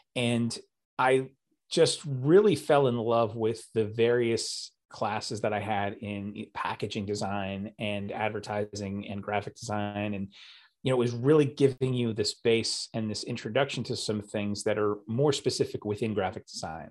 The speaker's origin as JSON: {"language": "English", "town": "New York City", "region": "New York", "country": "United States", "tie": "born or raised there", "also_born_or_lived": "New Jersey", "said": "I was born in Staten Island, and uh, or as we say there, Staten Island. It's kind of like one word, and lived there most of my life"}